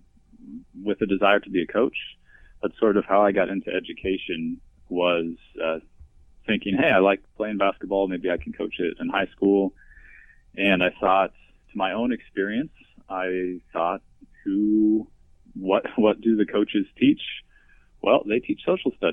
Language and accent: English; Nebraska, United States; I was born and raised in Nebraska, small town in Nebraska